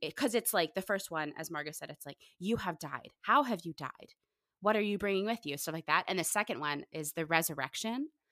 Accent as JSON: {"language": "English", "town": "Pittsburgh", "region": "Pennsylvania", "country": "United States", "moved": "yes", "said": "I'm originally from Pittsburgh"}